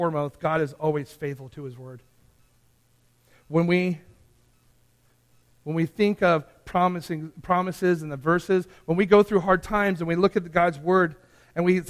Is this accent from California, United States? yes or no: yes; Santee, California, United States; I grew up in a small town called Santee.